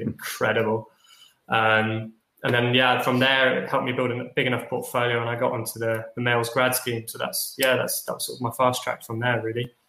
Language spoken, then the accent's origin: English; London, United Kingdom; born or raised there; also born or lived in Nottingham